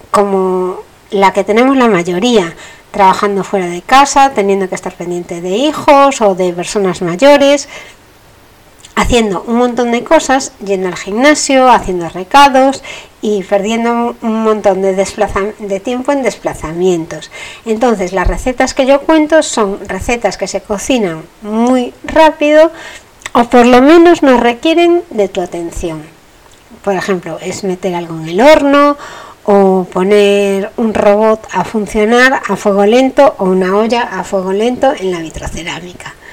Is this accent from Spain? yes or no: yes; Spain; bueno, por decir que no lo digo nunca, pero estoy en España, soy española.